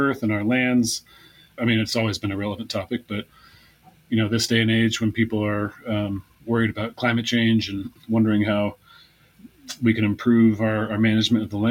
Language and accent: English; foothills east of Sacramento, California, United States; I grew up in the foothills east of Sacramento in California